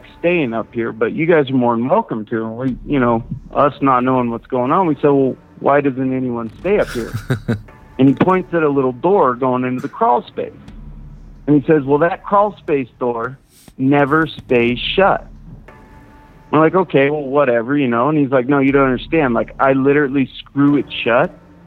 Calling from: Wyoming, United States; I'm calling from Wyoming, southeast corner of Wyoming

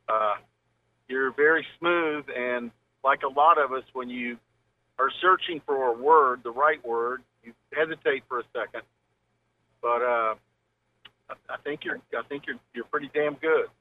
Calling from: Huntington, West Virginia, United States; calling from Huntington

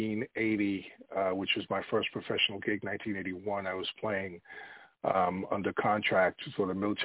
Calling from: Virginia, United States; I am in Northern Virginia.

